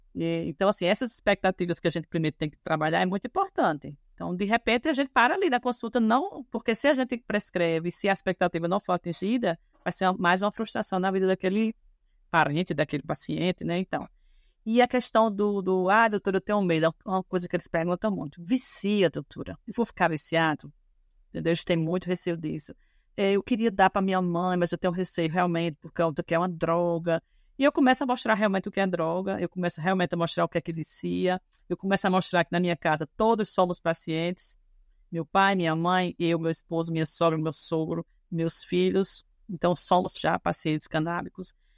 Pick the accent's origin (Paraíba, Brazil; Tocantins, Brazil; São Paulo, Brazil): Paraíba, Brazil; João Pessoa; sou daqui, sou da terra